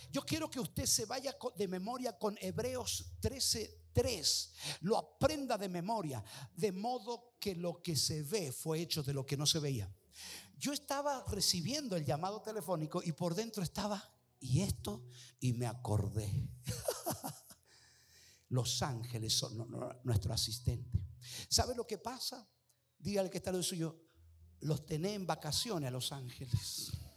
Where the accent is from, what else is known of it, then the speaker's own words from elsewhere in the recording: Mendoza, Argentina; como buen mendocino